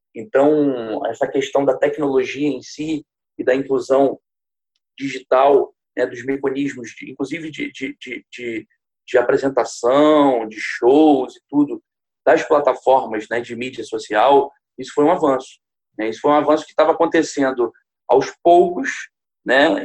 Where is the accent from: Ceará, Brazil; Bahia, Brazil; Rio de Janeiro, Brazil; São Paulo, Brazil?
Rio de Janeiro, Brazil; Niterói; eu sou niteroiense, eu vivo em Niterói